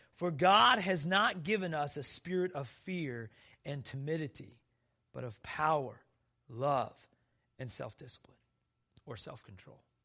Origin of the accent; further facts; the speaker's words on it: South Dakota, United States; I grew up in South Dakota where black widows were everywhere